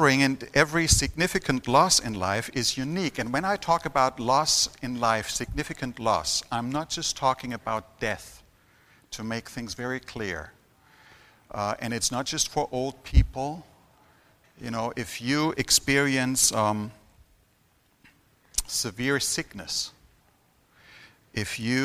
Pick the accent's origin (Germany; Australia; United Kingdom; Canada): Germany; I've been born and raised in Germany